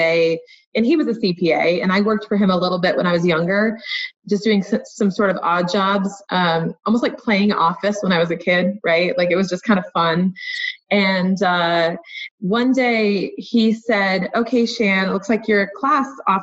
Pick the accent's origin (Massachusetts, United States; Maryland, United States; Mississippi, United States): Massachusetts, United States; Boston; now in Connecticut, United States; I'm from Boston originally, but I live in Connecticut now.